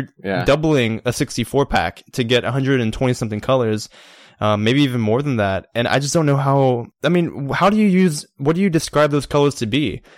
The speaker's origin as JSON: {"language": "English", "region": "Georgia", "country": "United States", "said": "We're both from Georgia, but it's funny how accents can change one part of the state versus the other part of the state."}